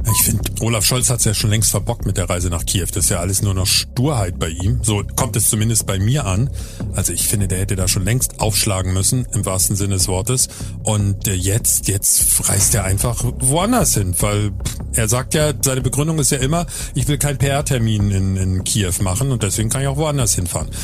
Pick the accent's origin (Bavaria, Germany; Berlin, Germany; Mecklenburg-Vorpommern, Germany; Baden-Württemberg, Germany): Berlin, Germany; now in Hamburg, Germany; ich bin in Berlin geboren, lebe aber seit sehr vielen Jahren in Hamburg